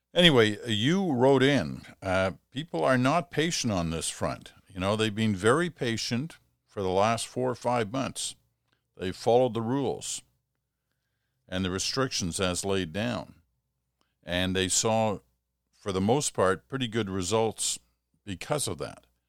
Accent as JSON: {"language": "English", "region": "England", "country": "United Kingdom", "tie": "born or raised there", "also_born_or_lived": "Scotland", "moved": "yes", "said": "I was born in England. Um, I spent a lot of time in Scotland"}